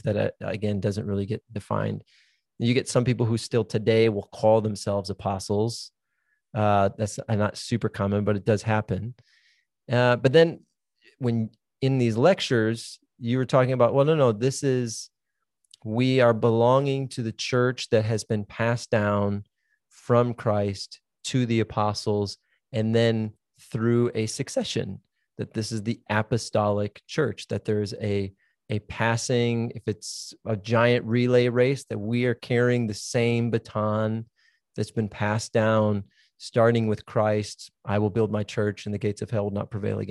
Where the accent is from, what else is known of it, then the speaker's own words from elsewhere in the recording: Minnesota, United States; moved away; also born or lived in Dallas, Texas; I grew up in Minnesota, which means I grew up in Lutheran Catholic land